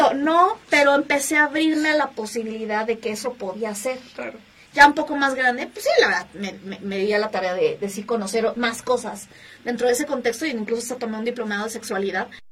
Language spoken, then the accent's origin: Spanish; Mexico City, Mexico; soy originaria aquí de la Ciudad de México